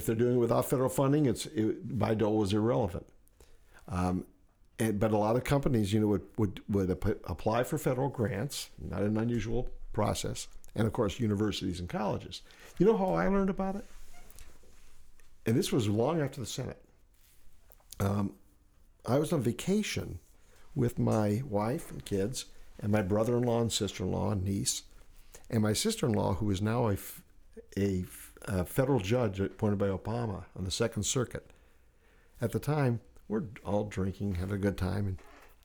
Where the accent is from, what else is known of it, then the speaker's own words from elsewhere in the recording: Hammond, Indiana, United States; moved away as an adult; also born or lived in Bethesda, Maryland; now in Rockville, United States; my hometown of Hammond, Indiana